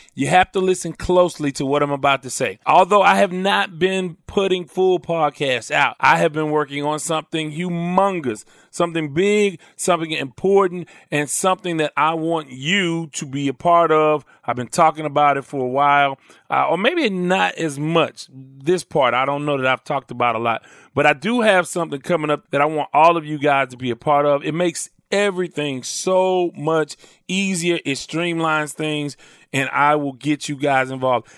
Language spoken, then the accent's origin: English; Houston, Texas, United States; I grew up in Houston